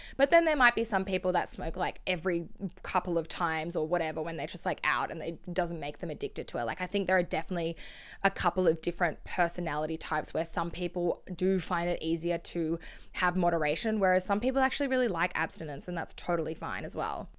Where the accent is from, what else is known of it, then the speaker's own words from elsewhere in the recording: Sydney, New South Wales, Australia; where I grew up in Sydney